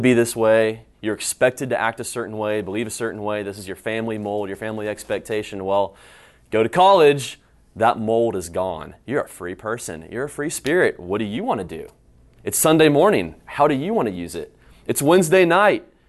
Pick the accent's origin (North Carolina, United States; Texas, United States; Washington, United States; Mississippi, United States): North Carolina, United States; High Point; moved away as an adult; now in Houston, United States; I'm from High Point, North Carolina, just right down the road